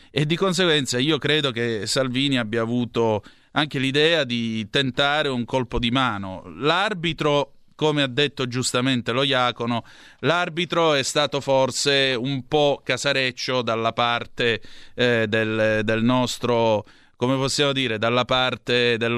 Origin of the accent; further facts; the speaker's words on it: Southern Italy, Italy; io distingo onestamente tra meridionali e terroni, io sono un meridionale, non sono un terrone, ho 2500 anni di civiltà alle mie spalle